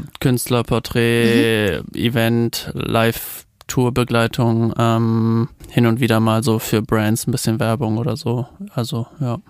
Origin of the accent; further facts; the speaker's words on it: Germany; accent: German accent (in English); mit deutschem Akzent